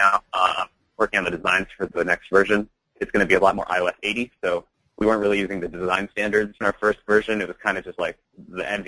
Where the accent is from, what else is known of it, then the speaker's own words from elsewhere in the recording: Hong Kong; moved away; I grew up in Hong Kong, so that's sort of my home.